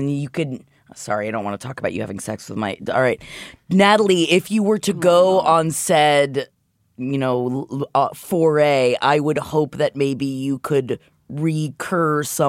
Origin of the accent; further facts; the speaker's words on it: Florida, United States; I grew up in Florida.